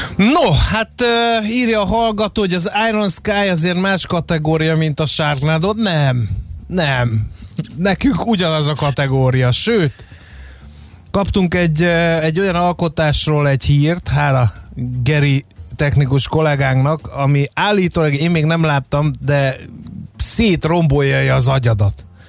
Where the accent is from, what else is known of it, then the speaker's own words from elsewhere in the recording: Fejér, Hungary; én Fehér megyei vagyok